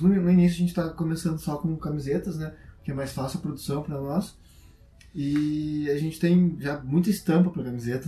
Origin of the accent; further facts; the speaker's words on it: Brazil; a gente é brasileiro